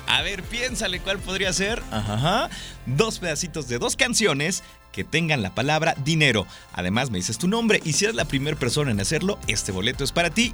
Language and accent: Spanish; Atotonilco El Alto, Jalisco, Mexico; now in Guadalajara, Mexico; Yo soy de Atotonilco, el Alto